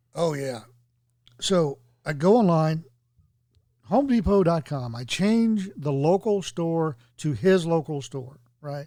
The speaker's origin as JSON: {"language": "English", "region": "Tennessee", "country": "United States", "said": "I was from Tennessee."}